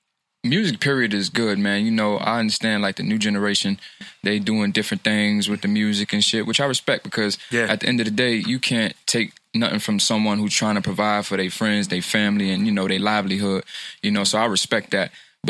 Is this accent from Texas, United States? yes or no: no; New York City, New York, United States; I'm from Harlem. I was born in Harlem Hospital.